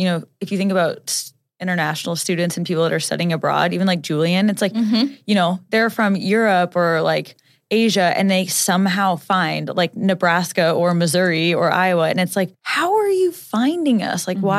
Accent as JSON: {"language": "English", "country": "Jamaica", "said": "like I'm from Jamaica and you guys are like trying to come vacation in my country."}